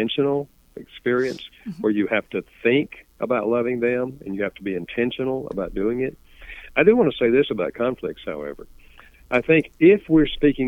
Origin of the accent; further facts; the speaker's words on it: the South, Southern United States, United States; accent: Southern; first language English; I grew up speaking English Southern style